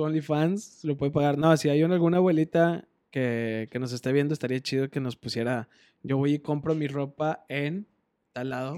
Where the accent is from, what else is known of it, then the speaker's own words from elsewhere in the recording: Monterrey, Nuevo León, Mexico; pinche regio orgulloso